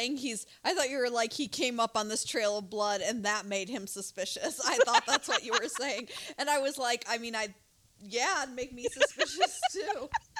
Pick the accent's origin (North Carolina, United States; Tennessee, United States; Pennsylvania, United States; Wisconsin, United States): Wisconsin, United States; moved away; I'm originally from Wisconsin